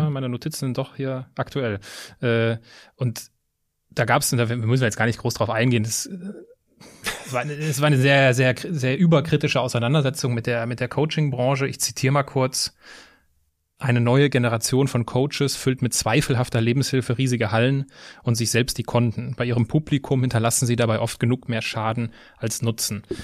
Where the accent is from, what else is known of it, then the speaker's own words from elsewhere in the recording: Westerwald, Rhineland-Palatinate, Germany; moved away; also born or lived in Düsseldorf / Cologne; ganz in der Nähe, wo ich herkomme, im Westerwald